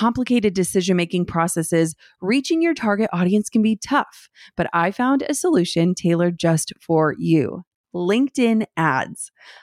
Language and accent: English; Midwest, United States; I'm totally from the Midwest